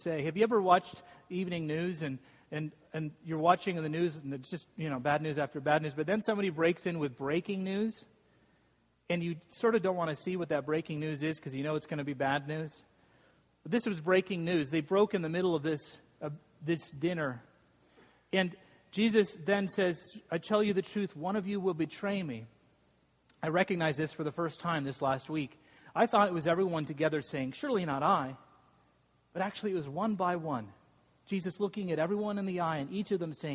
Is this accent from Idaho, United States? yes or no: yes; Boise, Idaho, United States; I grew up in Boise, Idaho